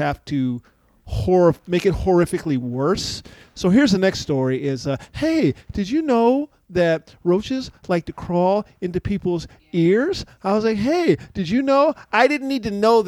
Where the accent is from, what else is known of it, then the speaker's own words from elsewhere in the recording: Texas, United States; moved away; I am from Texas